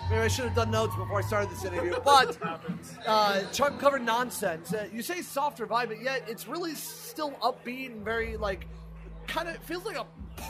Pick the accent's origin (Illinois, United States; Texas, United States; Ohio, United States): Ohio, United States; Akron; Akron, which is actually in my hometown.